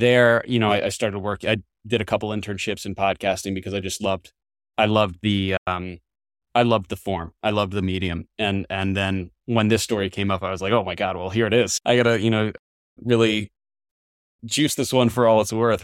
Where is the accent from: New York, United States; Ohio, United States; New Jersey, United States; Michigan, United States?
New Jersey, United States; my small hometown in New, in New Jersey